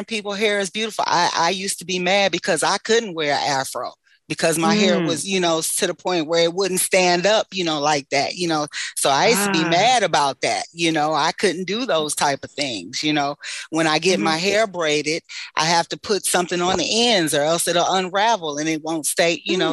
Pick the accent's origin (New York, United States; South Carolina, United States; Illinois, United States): New York, United States; now in Michigan, United States; growing up in New York